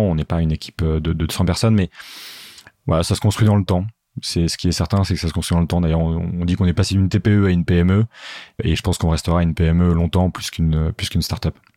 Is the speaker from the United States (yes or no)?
no; Paris suburbs, Île-de-France, France; also born or lived in Geneva; j'ai grandi en banlieue parisienne